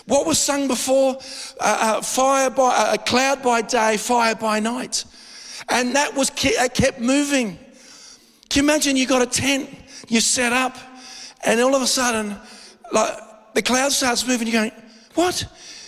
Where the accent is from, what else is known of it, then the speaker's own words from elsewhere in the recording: Adelaide, South Australia, Australia; not just as an Australian, but born and bred in Adelaide